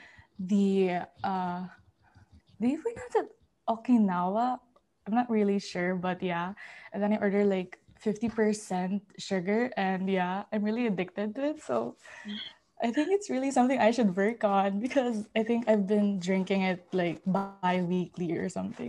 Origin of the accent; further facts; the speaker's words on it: Philippines; now in Qatar; I'm currently a sophomore at Qatar, but I'm from the Philippines. So that makes me a third culture kid.